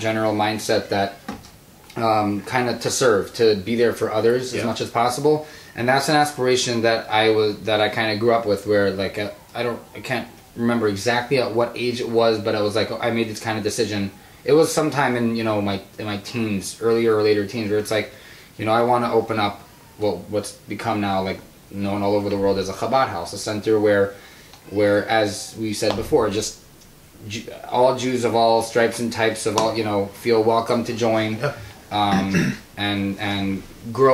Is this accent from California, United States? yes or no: yes; Los Angeles, California, United States; now in Milwaukee, United States; I grew up in Los Angeles